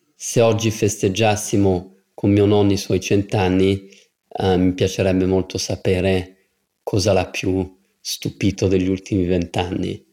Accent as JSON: {"language": "Italian", "country": "United States", "tie": "born or raised there", "moved": "yes", "said": "siamo nati in America con mio fratello"}